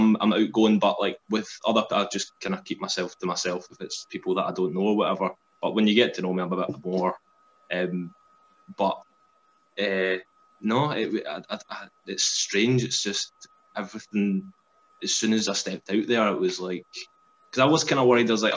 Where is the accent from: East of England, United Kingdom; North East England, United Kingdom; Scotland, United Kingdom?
Scotland, United Kingdom; Glasgow; I'm from Glasgow